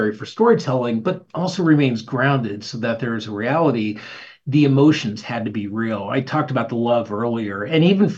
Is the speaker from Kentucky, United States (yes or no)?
no; Arizona, United States; So I grew up in Arizona, and going back home is the best.